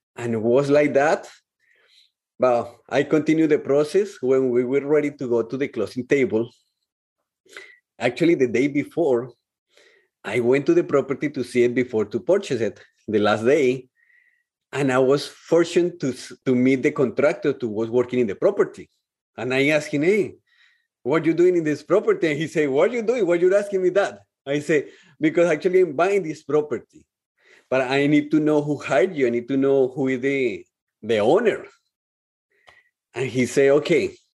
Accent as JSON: {"language": "English", "country": "Colombia", "tie": "born or raised there", "moved": "as an adult", "said": "when I came from Colombia to here, in Colombia, I was living with my parents, with my family."}